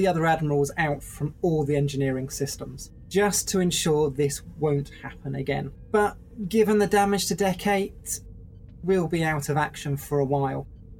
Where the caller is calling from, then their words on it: England, United Kingdom; I'm …, also known as …, and I'm also broadcasting from England.